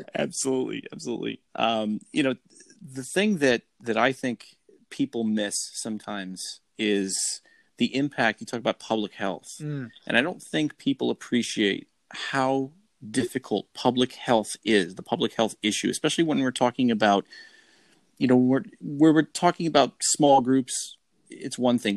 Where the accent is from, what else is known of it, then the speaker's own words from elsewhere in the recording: Rochester, New York, United States; in my hometown of Rochester